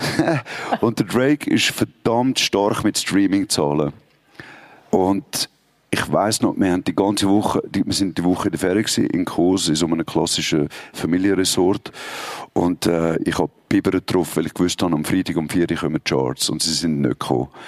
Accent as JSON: {"language": "German", "country": "Switzerland", "said": "bei uns in der Schweiz"}